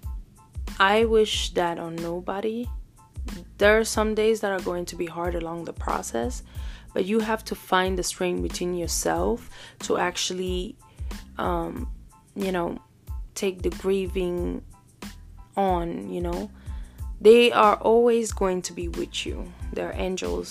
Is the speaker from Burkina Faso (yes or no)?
yes; Burkina Faso; moved away; also born or lived in Cameroon; I was born in Cameroon and raised in Burkina Faso. So technically, I have two homes.